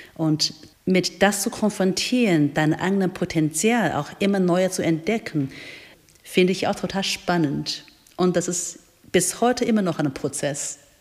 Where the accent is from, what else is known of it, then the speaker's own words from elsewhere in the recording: China; German is a second language; moved away as an adult; also born or lived in United States; now in Holzhausen, Germany; ich bin ursprünglich in China geboren und aufgewachsen